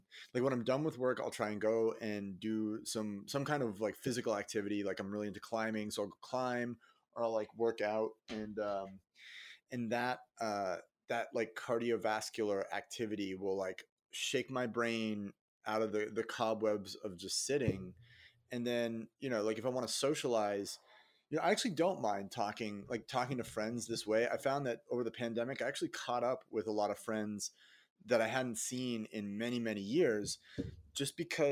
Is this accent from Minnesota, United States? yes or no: no; Boston, Massachusetts, United States; my hometown of Boston